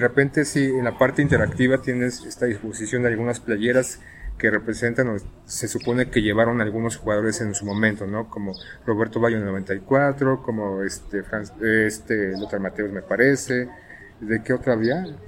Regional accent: Mexico City, Mexico; somos defeños o antiguos defeños

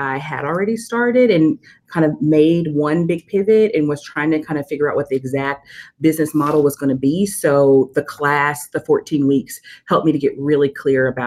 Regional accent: Nashville, Tennessee, United States; I'm originally from Nashville, as I said, born and raised here

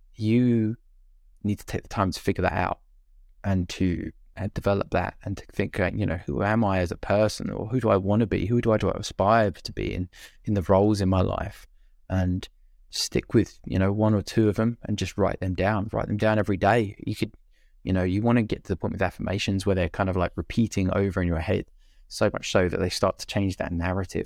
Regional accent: United Kingdom; being British

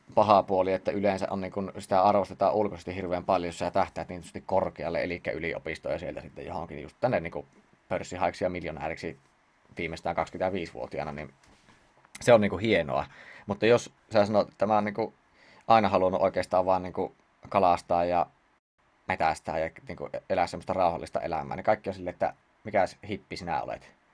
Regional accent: Siilinjärvi, North Savo, Finland; sieltä Siilinjärveltä kun olen kotoisin

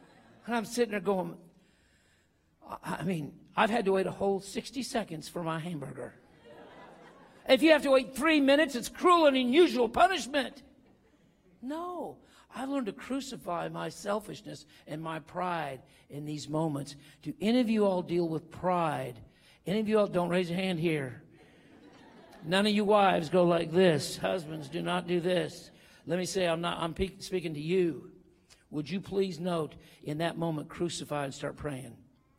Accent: Denver, Colorado, United States; I got there. I am from Denver. I flew in quick as I could at midnight.

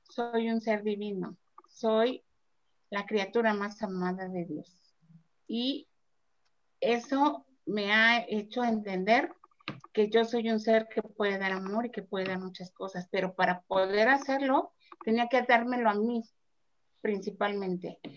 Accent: Mexico; de México y su mamá de Dorian.

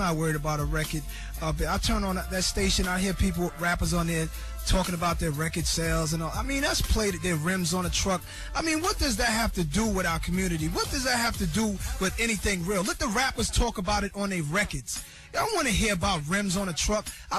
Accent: Queens, New York, United States; I ain't no sucker, man. I'm right here. I'm made from Queens.

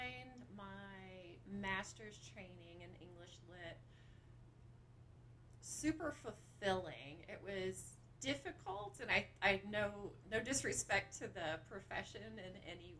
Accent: Lexington, Kentucky, United States; I am from Lexington. So I grew up here right where Sanders Brown is.

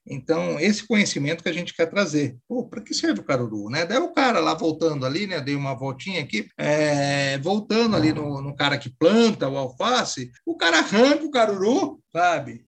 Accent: Bauru, São Paulo, Brazil; na minha cidade mesmo, que eu sou de Bauru, né? Uma cidade de médio porte aqui no interior de São Paulo

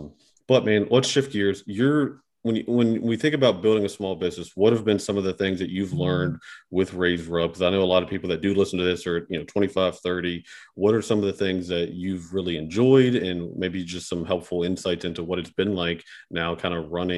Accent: West Virginia, United States; I am from West Virginia. I have our state motto tattooed on my arm. Like, I love West Virginia

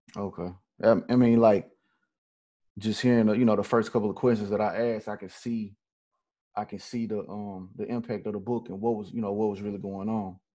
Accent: Memphis, Tennessee, United States; I'm originally from Memphis

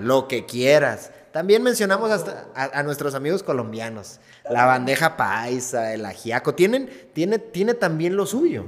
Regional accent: Mexico; Como mexicanos, raíces

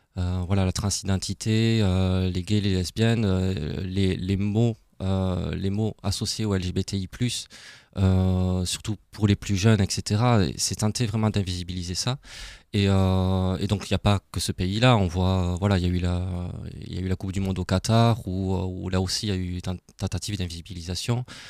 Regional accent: Toulouse, Occitania, France; accent: Toulouse; moved away as an adult; also born or lived in Alsace; now in Strasbourg, France; j'ai un petit accent de Toulouse

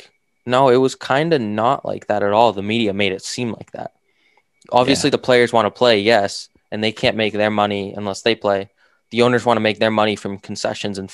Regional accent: Northeast, United States; we're both from the Northeast

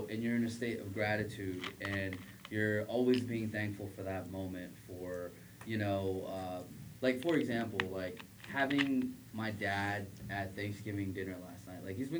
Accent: United States; we grew up in America.

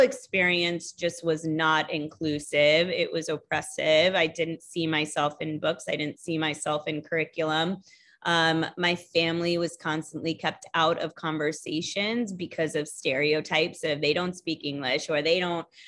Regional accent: Texas, United States; also born or lived in India; now in West Palm Beach, United States; I moved to Texas with my family when I was young

